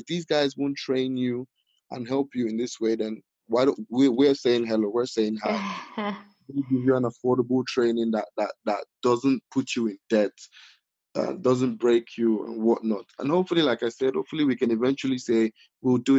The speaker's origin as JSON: {"language": "English", "town": "Walsall", "region": "West Midlands", "country": "United Kingdom", "tie": "born or raised there", "also_born_or_lived": "Nigeria", "said": "my hometown, my home city"}